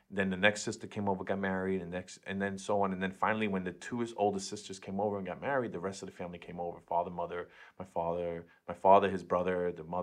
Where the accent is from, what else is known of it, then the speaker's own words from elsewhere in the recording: Queens, New York, United States; now in Brooklyn, United States; I'm in Brooklyn now, but born and raised in Queens.